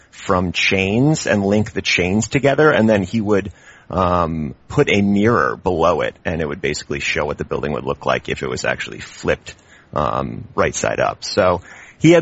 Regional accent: Charlottesville, Virginia, United States; moved away as an adult; also born or lived in Barcelona, Spain; now in Oakland, United States; I'm from Virginia. I'm from central Virginia in this town called Charlottesville, which is where the University of Virginia is

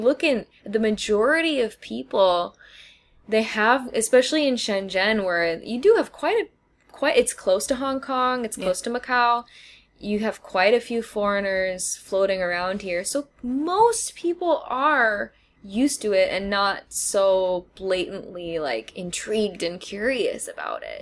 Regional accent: Wisconsin, United States; I'm from Wisconsin

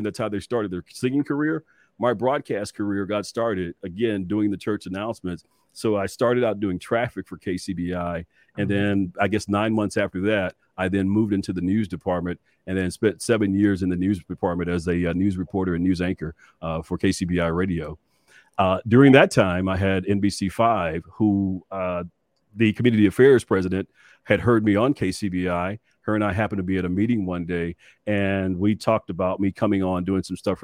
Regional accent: Dallas, Texas, United States; as a young kid growing up in West Dallas

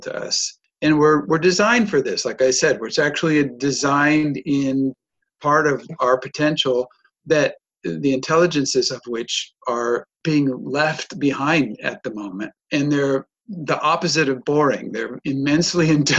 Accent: United States; accent: American; moved away as an adult; also born or lived in Germany; now in Europe; I moved out of America in 1995. I was born there, but I moved out in 95 to Europe

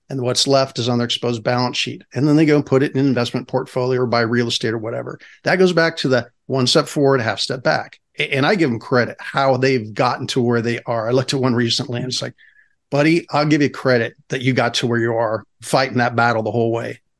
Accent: California, United States; So again, as a Californian, as an individual, the individual rights.

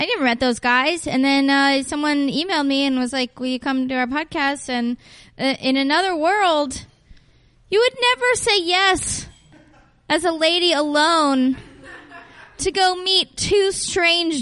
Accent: Oakland, California, United States; moved away as an adult; now in Portland, United States; I'm from Oakland, and I live in Portland now

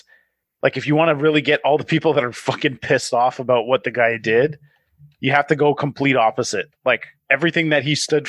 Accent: Calgary, Alberta, Canada; Yeah, exactly. I'm from Calgary.

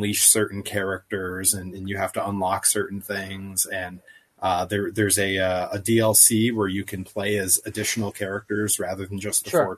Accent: Greenfield, Massachusetts, United States; I grew up in Greenfield, Massachusetts, which is 15 minutes from Northampton, Massachusetts

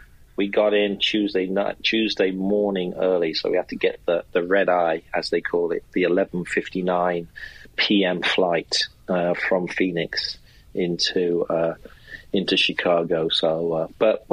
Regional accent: England, United Kingdom; moved away; I'm English.

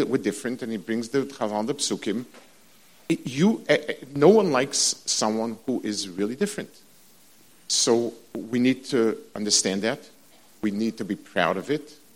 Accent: New York City, New York, United States; when I was growing up on the Lower East Side

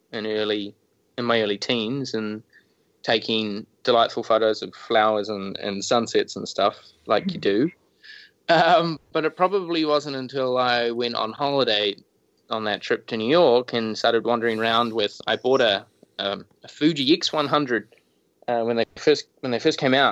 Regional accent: Christchurch, Canterbury, New Zealand; I was born and raised in Christchurch, which is a little city of about 300,000 people or so, about halfway up in the South Island of New Zealand

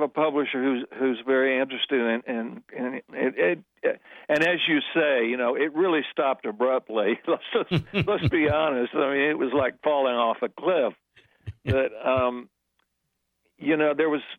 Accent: California, United States; moved away as an adult; also born or lived in New York; as a Californian, that I would move my family to New York

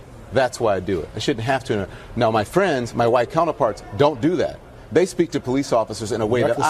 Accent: United States; Now, I am an American.

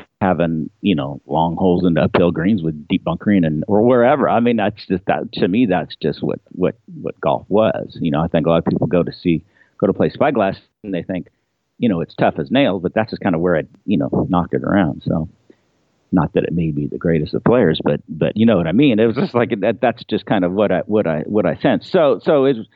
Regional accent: Pebble Beach, California, United States; I grew up in Pebble Beach

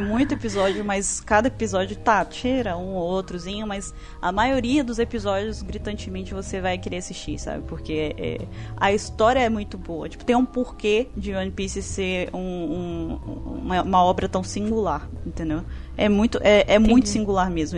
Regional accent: Espírito Santo, Brazil; Eu sou do Espírito Santo

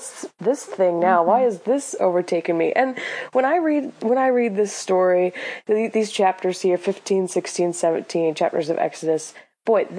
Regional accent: Illinois, United States; I'm from Illinois. We like corn.

